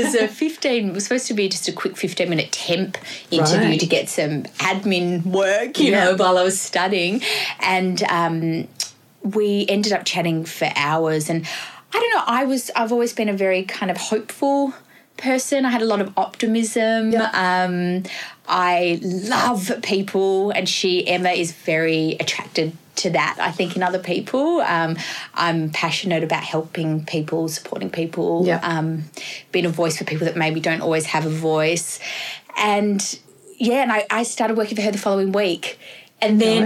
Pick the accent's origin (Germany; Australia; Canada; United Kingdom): Australia; Perth, Western Australia; moved away as an adult; now in Sydney, Australia; I'm from Western Australia originally, so I worked with unions over in WA